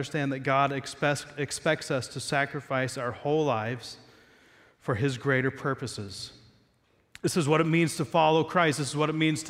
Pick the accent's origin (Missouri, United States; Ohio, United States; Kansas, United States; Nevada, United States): Ohio, United States; Southeast; I'm American, grew up in Southeast Ohio.